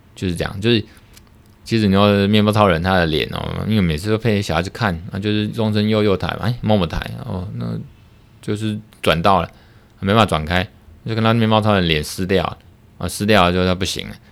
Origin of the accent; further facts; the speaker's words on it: Taiwan; 我们台湾这边